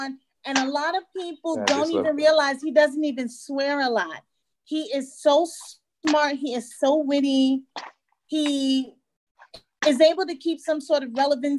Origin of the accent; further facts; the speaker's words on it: New York, United States; so I'm from a certain era, so all these people are going to be old. I'm also from New York, so I'm very discerning and biased.